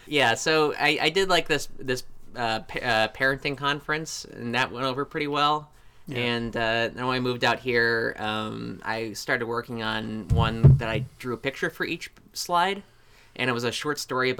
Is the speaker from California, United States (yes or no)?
no; Springfield, Ohio, United States; moved away; also born or lived in Buffalo; I grew up in like Ohio.